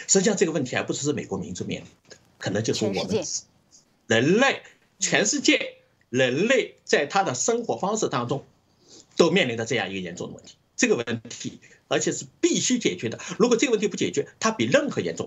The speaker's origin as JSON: {"language": "Chinese", "country": "China", "moved": "yes", "said": "我们来自中国、经历过共产党的这种迫害"}